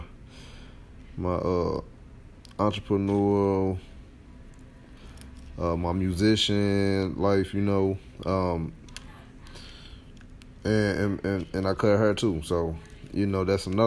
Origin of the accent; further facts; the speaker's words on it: St. Louis, Missouri, United States; my hometown, St. Louis, Missouri